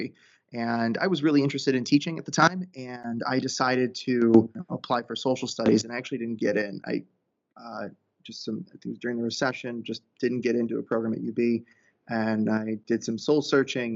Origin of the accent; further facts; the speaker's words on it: Buffalo, New York, United States; I grew up in the Buffalo area, and I went to school locally as well